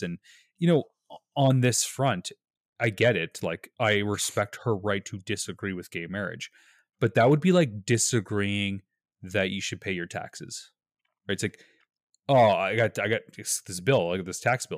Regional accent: Canada

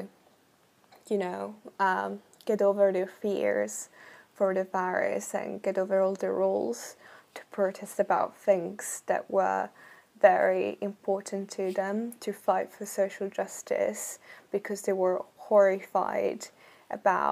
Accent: Italy; moved away as an adult; now in United Kingdom; I am from Italy

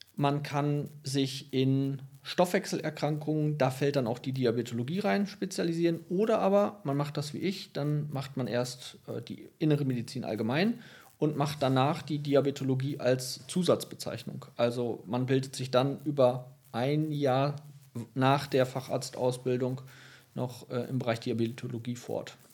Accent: Lengerich, North Rhine-Westphalia, Germany; also born or lived in Ibbenbüren / Tecklenburg; ich bin zwar in Ippenbüren geboren, aber ich bin in Längerich aufgewachsen

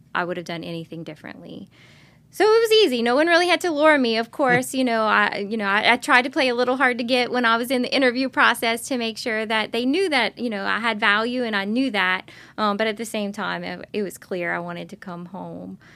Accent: Lockport, Louisiana, United States; I grew up in Lockport. Uh, my mother is from Lockport, so is my dad

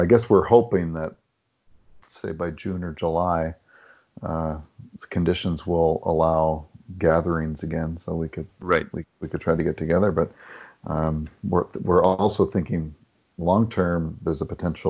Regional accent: New Brunswick, Canada; now in Toronto, Canada; I grew up in New Brunswick, so I started my sailing in salt water

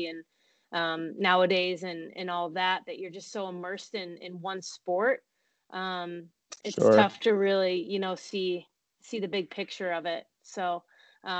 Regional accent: Syracuse, New York, United States; also born or lived in Niagara; we grew up in Syracuse

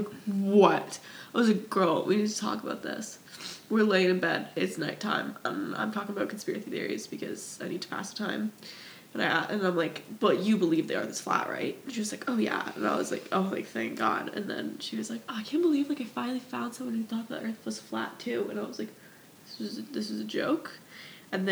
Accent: Canada; I'm Canadian

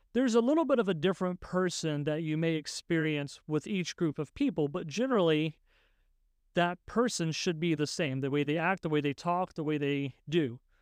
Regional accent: West Virginia, United States; I grew up in West Virginia

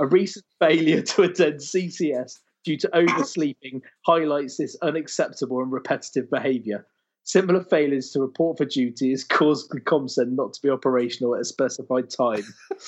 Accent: Bolton, North West England, United Kingdom; But I'm from Bolton.

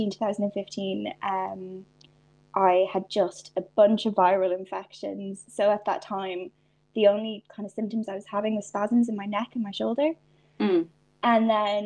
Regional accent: Donegal, Ulster, Ireland; also born or lived in England; now in Belfast, United Kingdom; I was born in England, so like my dad's English, but I grew up in Ireland, so I have I've kind of got to taste both healthcare systems, and now that I live in Northern Ireland, you know, it is a very different experience. I grew up in Donegal

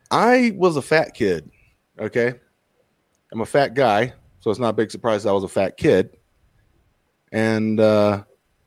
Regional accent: the Bible Belt, United States; I grew up in the Bible Belt

